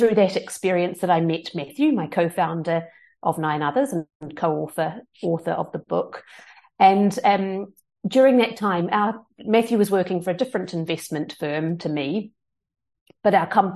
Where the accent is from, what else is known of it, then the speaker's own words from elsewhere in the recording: New Zealand; moved away as an adult; now in London, United Kingdom; I am from New Zealand, and I immigrated to the UK in 2007 after my university studies